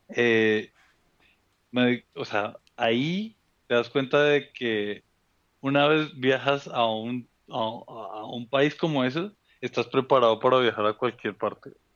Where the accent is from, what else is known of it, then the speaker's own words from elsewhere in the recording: Bogotá, Colombia; accent: rolo; also born or lived in Cali; now in Mexico; nací en Cali, mi familia es, es de esa zona, del Valle del Cauca en Colombia. Yo crezco en Bogotá, mis papás se mudan a Bogotá y yo crezco ahí